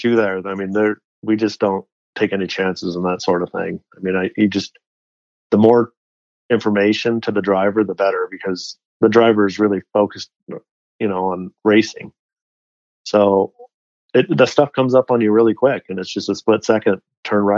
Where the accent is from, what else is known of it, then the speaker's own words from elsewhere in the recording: Delta Junction, Alaska, United States; also born or lived in Fairbanks, Alaska; now in Park City, United States; I was born in Fairbanks, Alaska, lived in a little town about 100 miles south of there called Delta Junction, Alaska